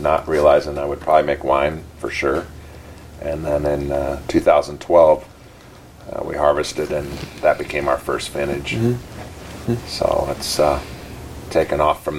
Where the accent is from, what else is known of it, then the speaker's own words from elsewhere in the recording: Willamette Valley, Oregon, United States; I grew up farming here in the Willamette Valley